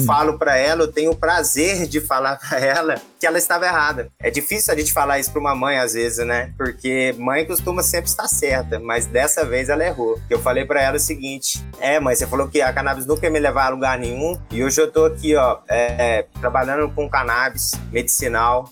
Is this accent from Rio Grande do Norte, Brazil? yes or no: no; Lavras, Minas Gerais, Brazil; also born or lived in Ouro Preto; sou natural de Minas Gerais, sou de uma cidade interior